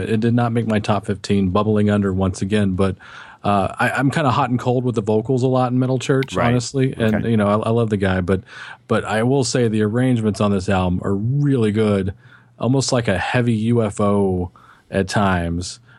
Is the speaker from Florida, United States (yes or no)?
no; Texas, United States; I'm from Texas